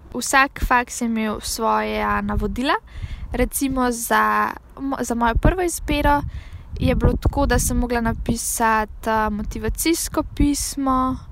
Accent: Slovenia; kot slovenec

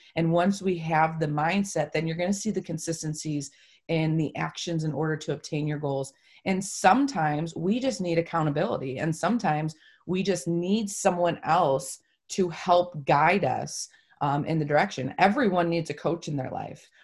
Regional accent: Toledo, Ohio, United States; also born or lived in Holland, Michigan; I am from Toledo, Ohio

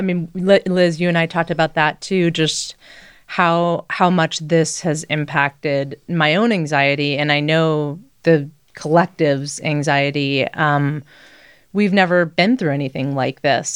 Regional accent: Midwest, United States; now in Boulder, United States; I grew up in the Midwest

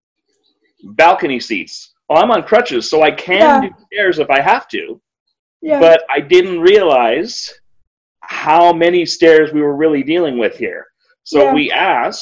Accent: Kitchener, Ontario, Canada; my hometown in Kitchener, Ontario, Canada.

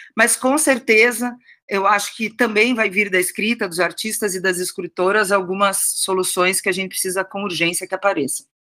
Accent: Curitiba, Paraná, Brazil; moved away as an adult; also born or lived in São Paulo; now in Curitiba, Brazil; eu fui criada no Sul

